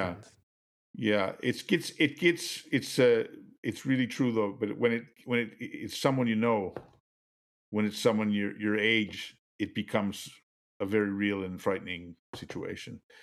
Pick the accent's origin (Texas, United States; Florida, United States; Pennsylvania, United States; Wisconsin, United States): Wisconsin, United States; Kenosha; moved away as an adult; also born or lived in Boston / Philadelphia / New York / Europe; I'm from Kenosha, which is down south, just north of Chicago.